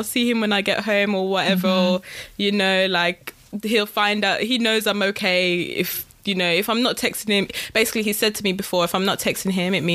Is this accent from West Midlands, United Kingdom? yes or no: yes; Wolverhampton, West Midlands, United Kingdom; also born or lived in West London; now in London, United Kingdom; I'm originally from Wolverhampton. So I live in West London